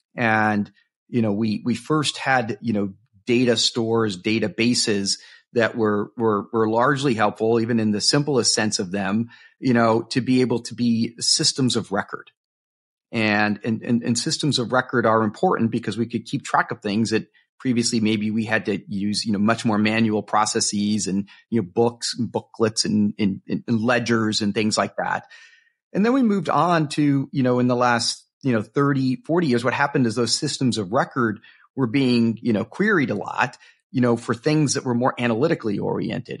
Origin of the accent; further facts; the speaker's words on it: Miami, Florida, United States; now in Seattle, United States; I grew up in Miami, Florida